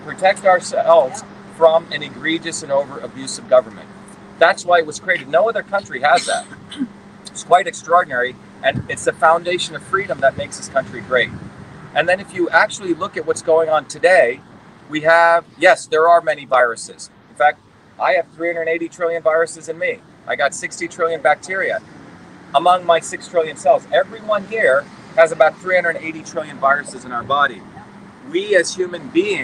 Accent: New Jersey, United States; also born or lived in India; I came here when I was a 7-year-old kid, but I grew up in the working class towns of New Jersey

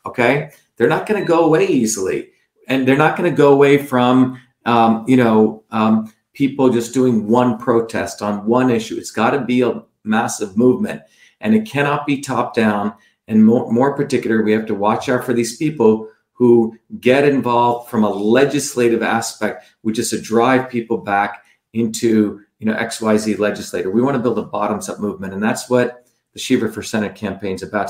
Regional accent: New Jersey, United States; New Jersey, my hometown where I grew up

